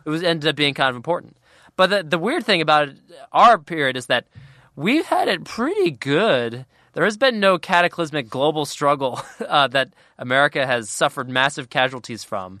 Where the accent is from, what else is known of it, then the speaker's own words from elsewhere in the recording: Cincinnati, Ohio, United States; I'm from Cincinnati